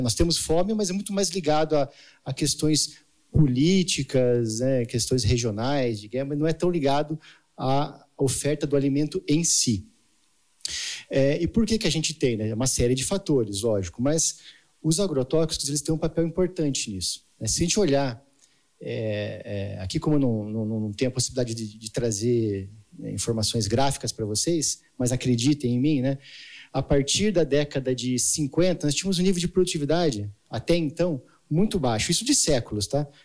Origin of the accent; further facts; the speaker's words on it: Jaguariúna, São Paulo, Brazil; eu sou de Jaguariúna, né? Campinas